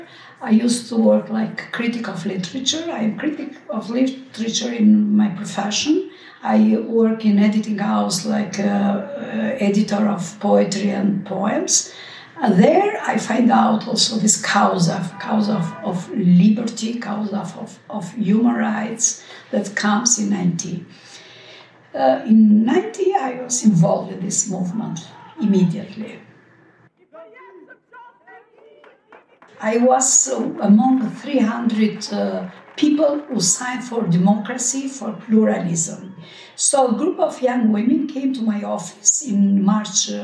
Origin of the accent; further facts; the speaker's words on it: Tirana, Tirana County, Albania; I was born in Tirana.